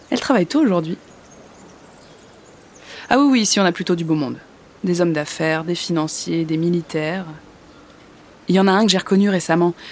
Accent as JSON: {"language": "French", "town": "Nantes", "region": "Pays de la Loire", "country": "France", "moved": "as an adult", "lives_now": "Paris, France", "said": "Euh, je suis nantaise. J'ai rencontré un homme là-bas. Je vous passe les détails, mais il m'a abandonnée."}